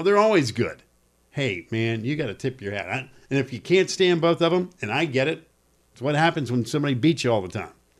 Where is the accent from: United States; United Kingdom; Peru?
United States; North Carolina; I grew up in North Carolina